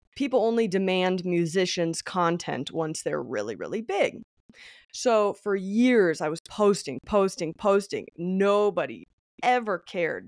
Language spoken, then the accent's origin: English; Denver, Colorado, United States; I was born in Denver, Colorado. I still live here to this day.